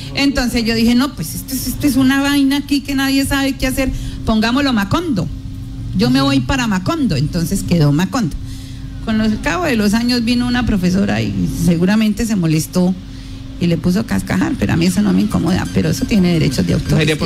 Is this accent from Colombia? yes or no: yes; Sácama, Casanare, Colombia; also born or lived in Boyacá; now in Yopal, Colombia; un municipio como Sacama, que lo conozco porque es mi pueblo de crianza.